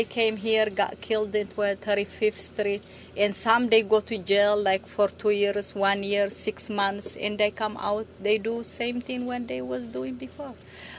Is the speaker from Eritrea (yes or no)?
yes; Eritrea; moved away as an adult; now in Baltimore, United States; I'm from Eritrea, East Africa, and I came 1985 here.